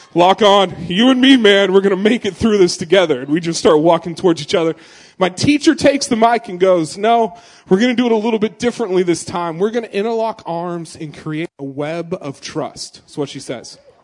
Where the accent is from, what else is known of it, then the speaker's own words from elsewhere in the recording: Gresham, Oregon, United States; I was born in Gresham, it's a suburb of Portland